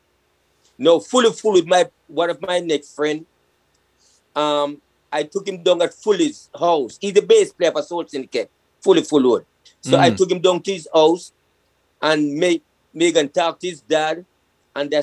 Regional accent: Kingston, Jamaica; also born or lived in Trenchtown / Spanish Town Road, Kingston; I grew up in Greenwich Farm

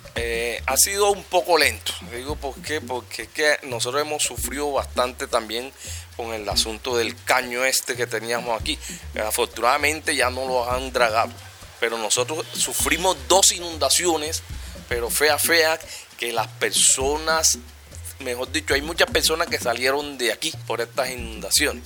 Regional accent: Cartagena, Bolívar, Colombia; yo sí soy de aquí, soy cartagenero

